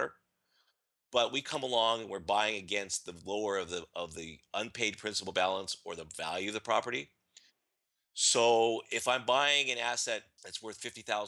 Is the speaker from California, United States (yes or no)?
yes; California, United States; I'm from California